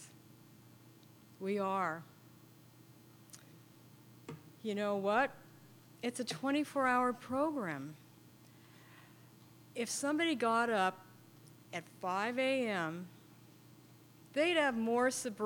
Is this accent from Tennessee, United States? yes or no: no; San Francisco, California, United States; I grew up in San Francisco. Grew up way out by the beach on 45th and Terraville